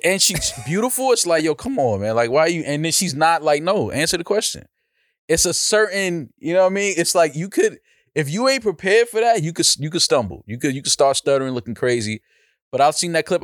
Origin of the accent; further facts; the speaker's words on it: New York, United States; I'm from New York